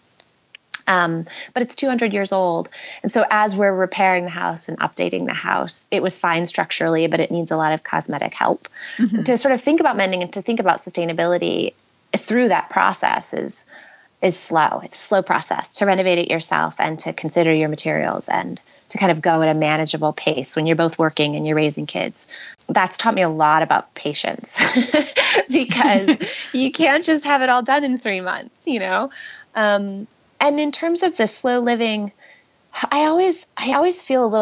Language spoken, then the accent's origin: English; Western New York, United States; moved away as an adult; also born or lived in San Francisco, United States / Brooklyn, United States / Oakland, United States; now in New York, United States; We're both from Western New York. And so I had grown up there and gone to college there